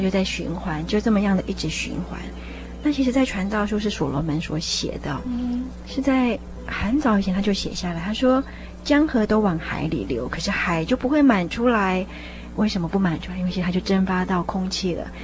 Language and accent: Chinese; Taiwan; 我们是六十年代出生的人， 长大之后，你要竞争的人，就是在台湾长大的这些人